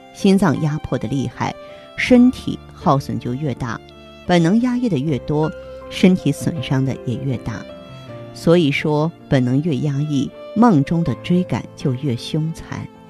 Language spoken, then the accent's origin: Chinese; China; 我们生在中国